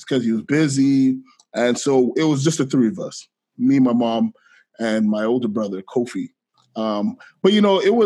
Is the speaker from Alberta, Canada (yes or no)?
no; Ottawa, Ontario, Canada; also born or lived in Guelph, Ontario; I am from Ottawa, Ontario. I grew up in Ottawa, Canada